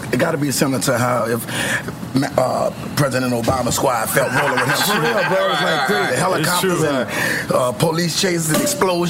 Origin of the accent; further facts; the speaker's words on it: New Orleans, Louisiana, United States; New Orleans, I'm from Uptown.